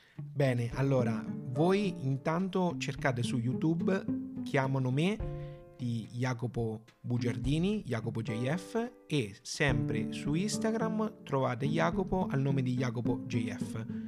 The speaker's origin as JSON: {"language": "Italian", "town": "Porto Sant'Elpidio", "region": "Marche", "country": "Italy", "said": "nella nostra Porto Sant'Elpidio"}